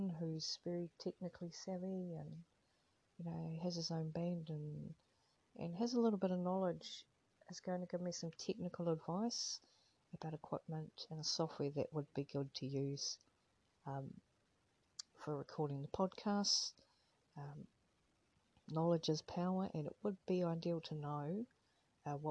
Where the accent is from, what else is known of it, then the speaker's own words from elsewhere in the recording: New Zealand; now in Australia; as Australia is my current home, but I'm originally from New Zealand